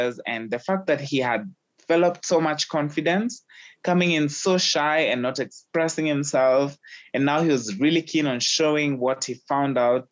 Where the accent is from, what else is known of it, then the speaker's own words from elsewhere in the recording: Kenya; having been born and raised in Kenya